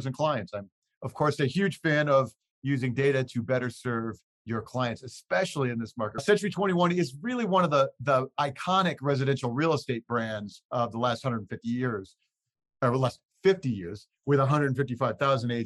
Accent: Midwest, United States; I grew up in the Midwest

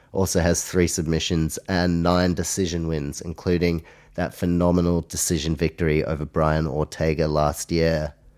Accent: Australia; also born or lived in New Zealand; I obviously live in Australia, I am Australian, as well as a Kiwi, have Polish heritage

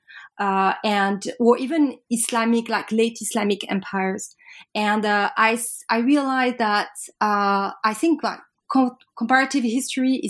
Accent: Paris, Île-de-France, France; I'm French from Paris

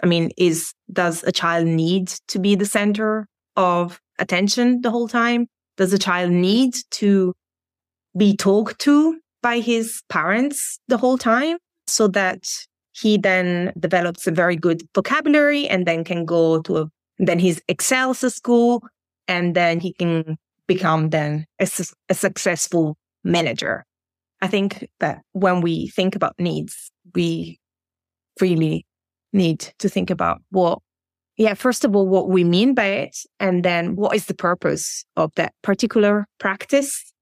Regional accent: Italy; moved away as an adult; now in Germany; in Germany where I live now or in Italy, my home country.

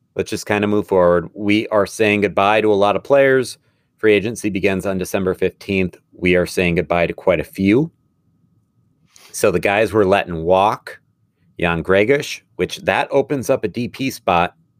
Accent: Madison, Wisconsin, United States; this is my hometown team. Fort Madison

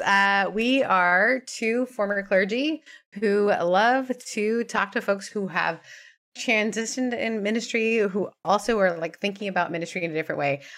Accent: Canada; now in United States; growing up in Canada

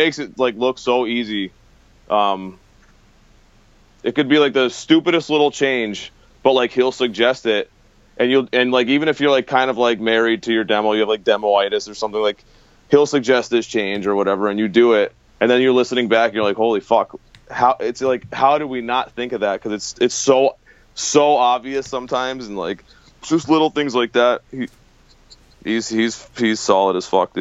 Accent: Western Massachusetts, United States; going to shows and stuff growing up in the Western Mass

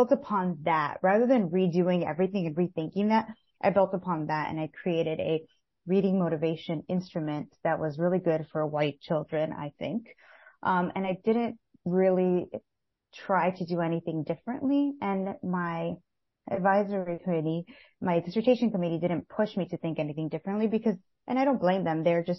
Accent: Los Angeles, California, United States; now in New Jersey, United States; I was born and raised in East Los Angeles, California, and now I reside in New Jersey.

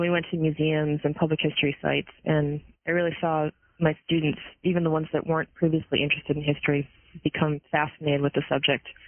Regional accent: Massachusetts, United States; I was born in Massachusetts, and of course, there is a lot of history in New England

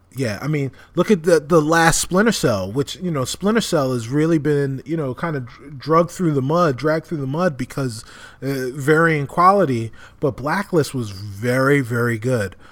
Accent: New York City, New York, United States; moved away as an adult; now in Chicago, United States; my hometown of, of New York City

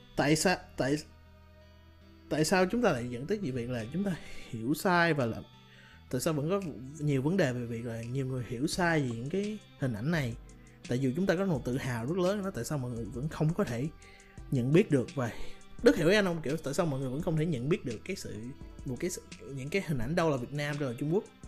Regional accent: Ho Chi Minh City, Vietnam; anh sinh ra lớn lên ở Sài Gòn

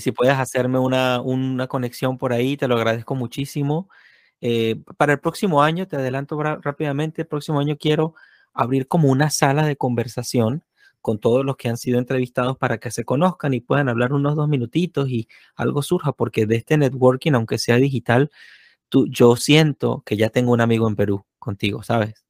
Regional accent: Venezuela; moved away; yo vengo de Venezuela

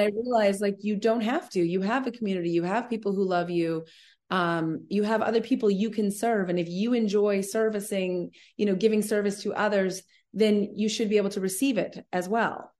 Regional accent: Vancouver, British Columbia, Canada; moved away; also born or lived in Los Angeles; I'm from Vancouver originally, so I have a lot of family

